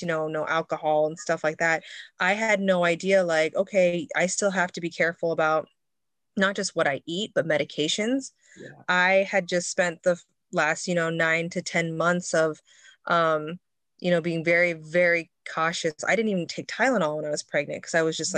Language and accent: English; Midwest, United States; now in Seattle, United States; growing up in the Midwest, I grew up on a farm